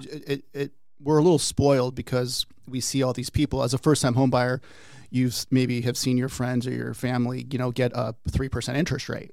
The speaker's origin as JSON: {"language": "English", "town": "Peoria", "region": "Arizona", "country": "United States", "tie": "born or raised there", "also_born_or_lived": "Washington State", "said": "I typically tell people I'm a native"}